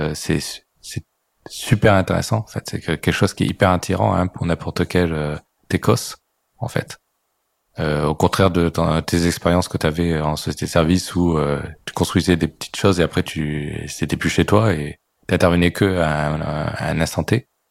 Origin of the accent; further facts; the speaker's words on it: France; on est français